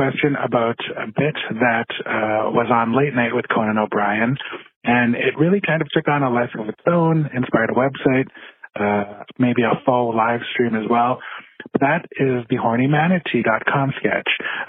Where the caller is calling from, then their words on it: Saskatoon, Saskatchewan, Canada; I am calling from Saskatoon, Saskatchewan, Canada.